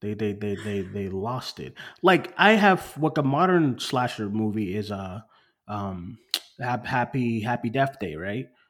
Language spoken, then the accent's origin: English; Boston, Massachusetts, United States; moved away; I'm far from Boston now, far from home